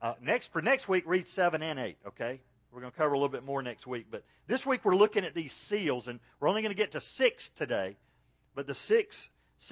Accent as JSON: {"language": "English", "town": "Macon", "region": "Georgia", "country": "United States", "tie": "born or raised there", "said": "I grew up in Macon, Georgia."}